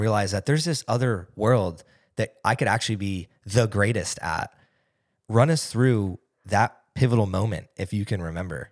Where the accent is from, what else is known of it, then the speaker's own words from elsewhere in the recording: East Coast, United States; moved away; I grew up on the East Coast